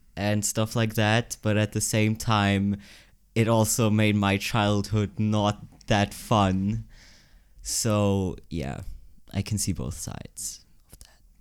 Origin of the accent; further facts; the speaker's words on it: Kilchberg, Zurich, Switzerland; also born or lived in Gottikon; then we moved to Kilchberg, which is better. And there I went to, like, primary school